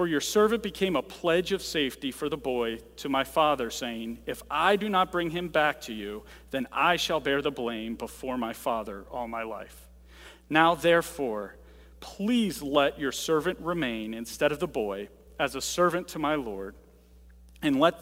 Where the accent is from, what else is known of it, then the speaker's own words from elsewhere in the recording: United States; we're about as American as it comes